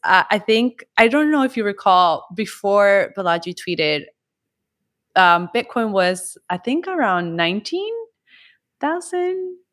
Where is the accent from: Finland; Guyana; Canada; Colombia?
Colombia; I come also from Colombia